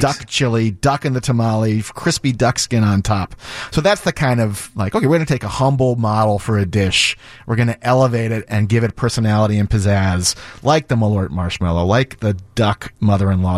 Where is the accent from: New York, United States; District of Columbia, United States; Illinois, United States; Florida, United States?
District of Columbia, United States; Washington; moved away as an adult; now in Chicago, United States; I grew up in Washington, D C